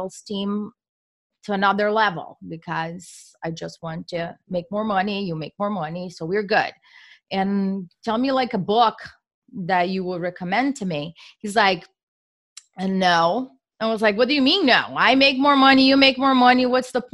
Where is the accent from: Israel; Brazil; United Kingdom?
Brazil; moved away as an adult; now in Philadelphia, United States; I am from Brazil.